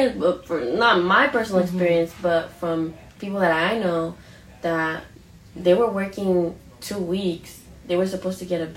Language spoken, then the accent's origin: English; Oakland, California, United States; I grew up, born and raised in Oakland